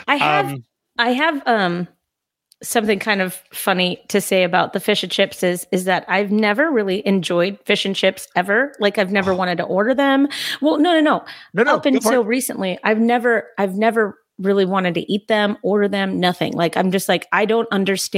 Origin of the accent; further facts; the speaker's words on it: Southern California, United States; I grew up in Southern California where we had tacos